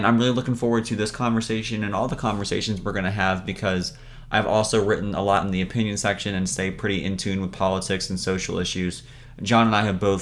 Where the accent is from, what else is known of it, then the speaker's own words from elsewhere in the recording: Raleigh, North Carolina, United States; moved away; I'm originally from the Raleigh area of North Carolina.